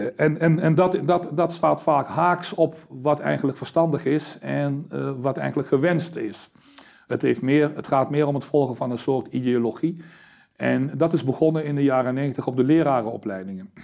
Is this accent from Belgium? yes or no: no; Suriname; now in Netherlands; ik me dus als Surinaamse man mhm. moet gaan inzetten. ja, Surinaamse man, ik was Nederlander toen altijd geweest